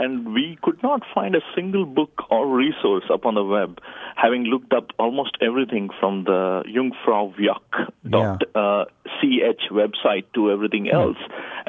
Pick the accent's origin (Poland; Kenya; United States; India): India; English is a second language; That's right, I'm from India.